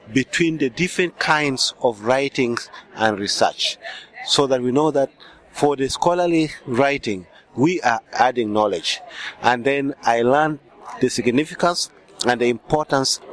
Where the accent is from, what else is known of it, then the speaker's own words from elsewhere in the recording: Uganda; English is a second language; I'm from Uganda